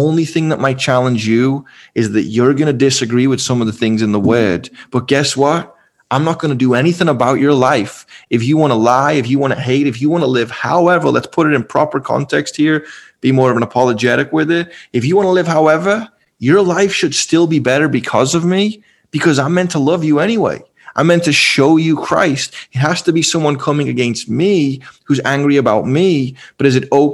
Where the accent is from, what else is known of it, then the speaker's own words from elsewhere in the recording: Liverpool, North West England, United Kingdom; moved away; I'm from Liverpool, one of the most eclectic cities in the world. I grew up with every kind of Muslim